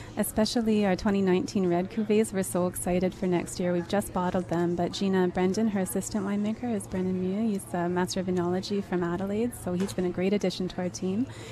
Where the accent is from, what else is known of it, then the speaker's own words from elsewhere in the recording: Osoyoos, British Columbia, Canada; moved away; I was born and raised in Osoyoos